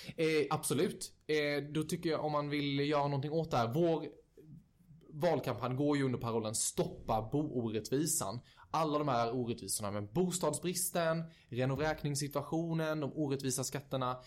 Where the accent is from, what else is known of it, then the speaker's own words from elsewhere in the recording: Växjö, Kronoberg County, Sweden; now in Stockholm, Sweden; flytta hem till Växjö, som mm. jag är från.